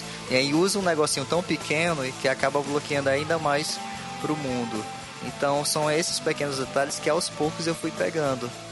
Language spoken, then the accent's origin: Portuguese; Northeast Region, Brazil; accent: nordestino; also born or lived in Parnaíba; o meu sotaque nordestino